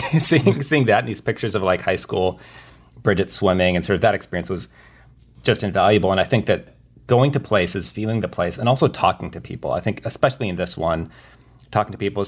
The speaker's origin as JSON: {"language": "English", "region": "Midwest", "country": "United States", "said": "and also because we're from the Midwest"}